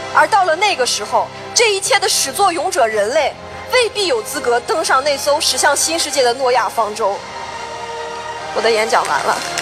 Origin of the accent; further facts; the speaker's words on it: Altay, Xinjiang, China; 我的家乡阿勒泰